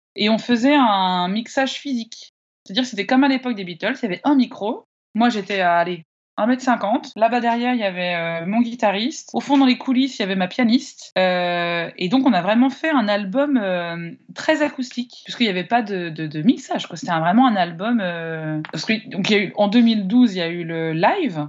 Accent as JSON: {"language": "French", "town": "Annecy", "region": "Auvergne-Rhône-Alpes", "country": "France", "tie": "born or raised there", "said": "je suis originaire d'Annecy"}